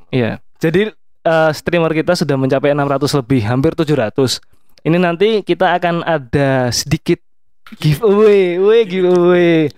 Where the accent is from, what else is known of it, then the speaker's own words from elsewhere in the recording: Yogyakarta, Special Region of Yogyakarta, Indonesia; Kita sebagai orang Jogja